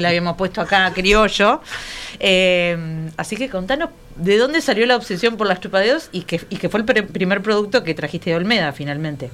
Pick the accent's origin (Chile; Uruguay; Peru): Uruguay